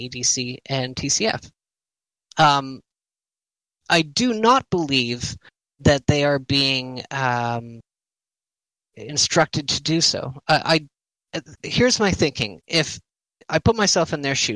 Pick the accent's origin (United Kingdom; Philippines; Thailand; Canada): Canada; I'm Canadian